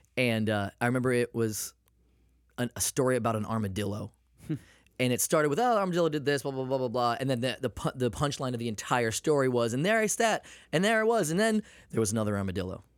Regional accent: Maine, United States; I'm from Maine

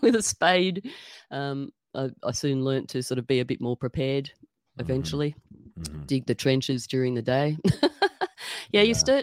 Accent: Sydney, New South Wales, Australia; moved away as an adult; also born or lived in Tasmania; I grew up in Sydney

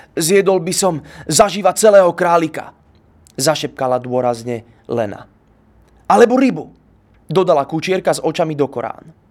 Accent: Bratislava, Bratislava Region, Slovakia; Narodil som sa v Bratislave, nie v Sobranciach.

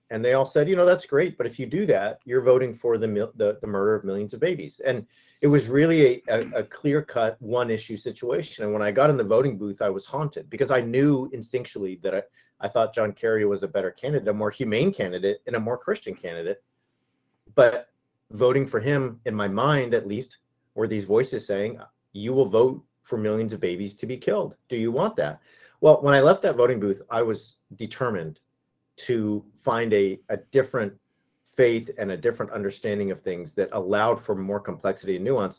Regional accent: Yorba Linda, California, United States; my hometown is the hometown of Richard Nixon. So, uh, my, my, I grew up, uh, two miles from Nixon's birthplace

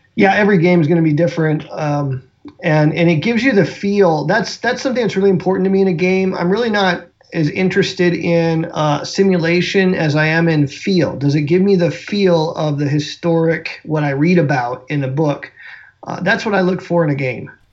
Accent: South Dakota, United States; moved away; also born or lived in American Southwest; I grew up in South Dakota

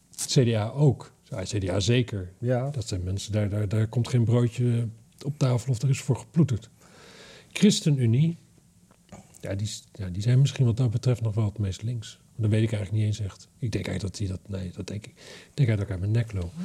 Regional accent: Drenthe, Netherlands; ik kom uit Drenthe

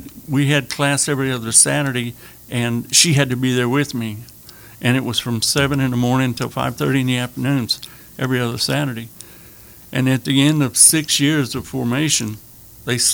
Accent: Arkansas, United States; now in Lafayette, United States; I was born in Lafayette, but I grew up in the hills of Arkansas

